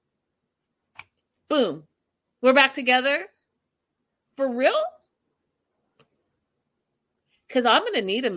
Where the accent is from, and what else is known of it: Canada